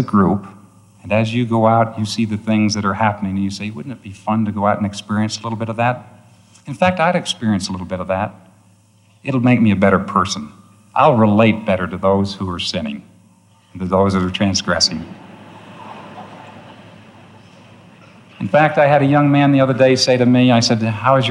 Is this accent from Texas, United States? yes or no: no; New York, United States; born or raised there